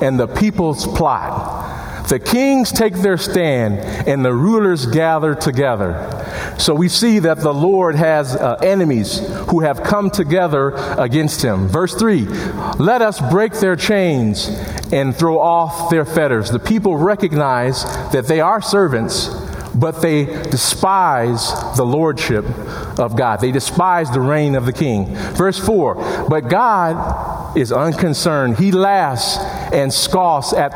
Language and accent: English; Chicago, Illinois, United States; now in Madison, United States; my hometown of Chicago